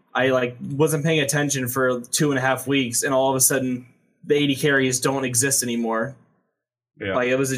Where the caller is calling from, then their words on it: Troy, Illinois, United States; I'm calling from Troy, Illinois.